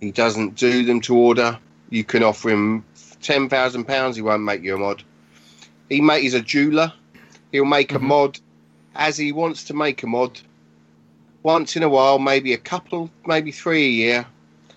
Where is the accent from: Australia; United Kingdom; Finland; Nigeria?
United Kingdom; Tonbridge, South East England; I grew up around Tunbridge, which is in southeast of England, Kent.